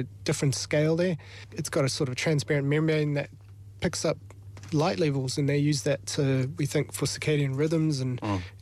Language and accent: English; South Africa; now in New Zealand; I grew up in South Africa and just kept snakes